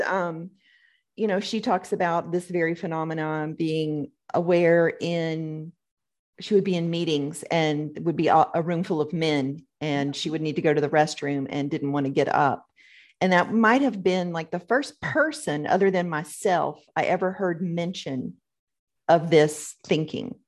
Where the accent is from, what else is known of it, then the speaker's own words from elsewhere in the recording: the South, United States; growing up in the South here